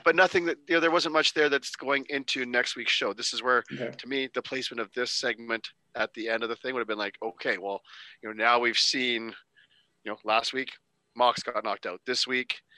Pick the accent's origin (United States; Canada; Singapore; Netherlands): Canada; As a Canadian